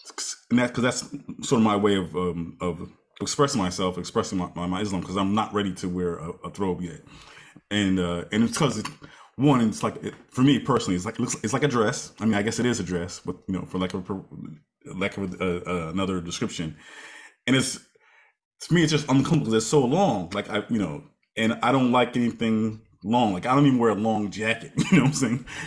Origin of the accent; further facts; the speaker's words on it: United States; now in New York, United States; we're Americans and more specifically, I'm African American